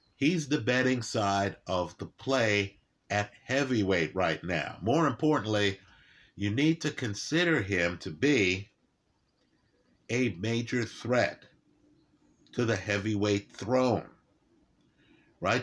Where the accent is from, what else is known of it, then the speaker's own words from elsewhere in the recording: New York City, New York, United States; I was raised in New York City